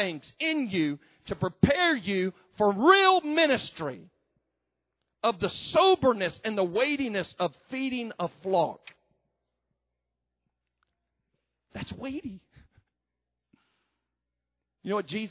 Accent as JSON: {"language": "English", "region": "the South", "country": "United States", "accent": "southern"}